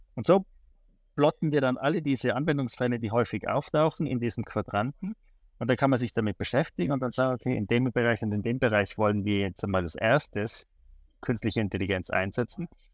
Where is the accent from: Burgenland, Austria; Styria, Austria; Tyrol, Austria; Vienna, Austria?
Tyrol, Austria; moved away as an adult; now in Switzerland; ich komme ursprünglich aus Tirol, ähm, habe in der Schweiz studiert